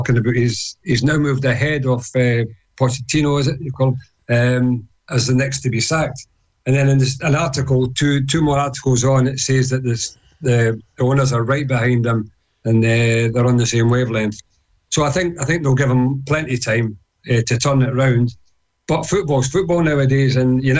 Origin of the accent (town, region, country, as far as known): Scotland, United Kingdom